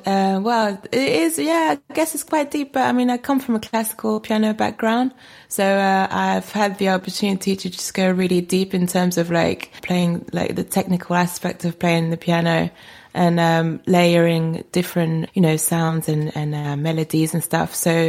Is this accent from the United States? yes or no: no; France; moved away; I'm actually French. I was born in France, so I'm French, but I've been here most of my life.